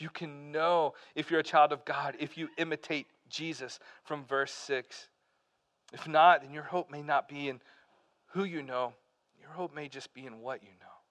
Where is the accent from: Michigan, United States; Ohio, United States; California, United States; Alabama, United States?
Alabama, United States; Pell City; moved away as an adult; also born or lived in Birmingham, Alabama / North Carolina; I grew up in Alabama. I uh, lived there until I was 18 years old.